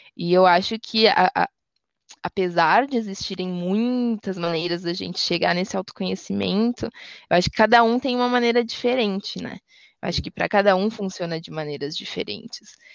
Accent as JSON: {"language": "Portuguese", "region": "Rio Grande do Sul", "country": "Brazil", "said": "Eu sou gaúcha"}